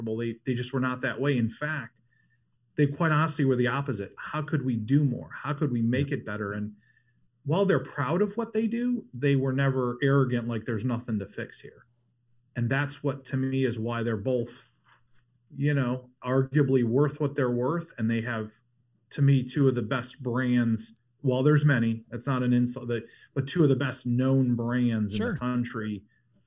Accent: Ohio, United States; moved away as an adult; also born or lived in Denver / Boulder / Los Angeles; now in Southern California, United States; I grew up in Ohio

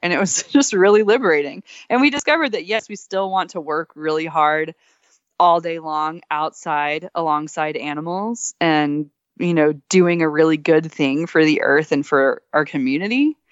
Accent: Texas, United States; moved away; also born or lived in Alaska; I grew up in Texas

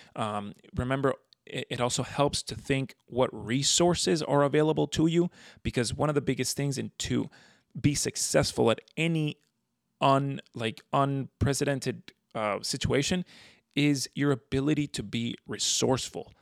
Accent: South Florida, United States; also born or lived in Venezuela; I've grown up in South Florida

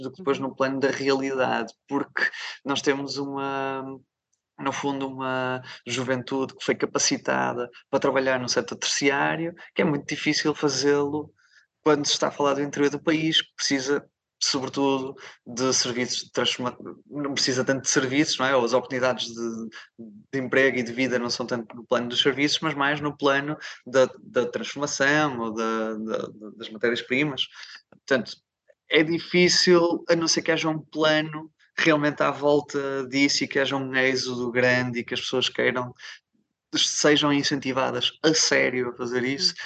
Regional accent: Minho, Portugal; first language Portuguese; now in Porto, Portugal; geograficamente acho que sou minhoto

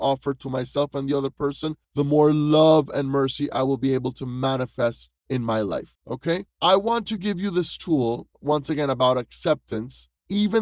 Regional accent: Panama City, Panama; I am originally from Panama City, Panama

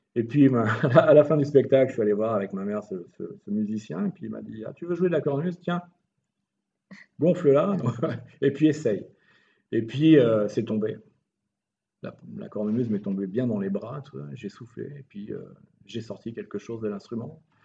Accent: France; moved away as an adult; also born or lived in Morocco; now in Italy; je suis français

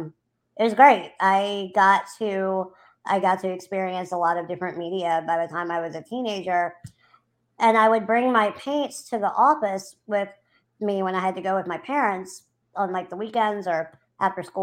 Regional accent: New Orleans, Louisiana, United States; I'm from New Orleans, Louisiana. I have lived here since I was 8 months old.

